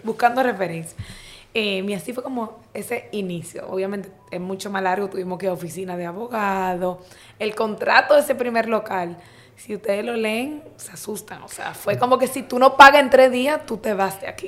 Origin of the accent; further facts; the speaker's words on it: Santo Domingo, Distrito Nacional, Dominican Republic; soy dominicano, o sea, nací aquí en Santo Domingo.